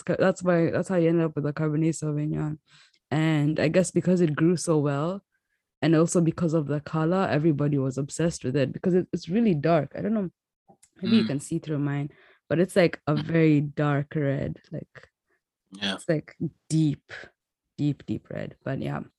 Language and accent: English; Kenya; accent: Kenyan; now in United States; we're from Kenya, because in the climate we grew up